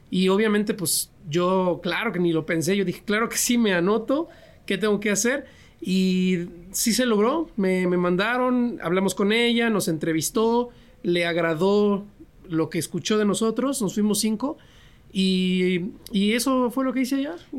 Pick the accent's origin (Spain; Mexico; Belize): Mexico; Nicolás Romero, State of Mexico; also born or lived in San Luis Potosí; fui al municipio de Nicolás Romero, de donde yo soy, acá en el Estado de México